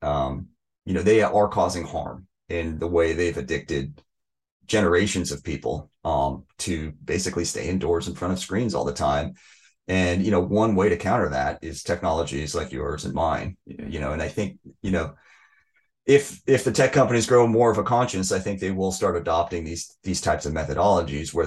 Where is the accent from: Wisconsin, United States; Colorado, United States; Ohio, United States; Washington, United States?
Washington, United States; outside Seattle; I grew up outside Seattle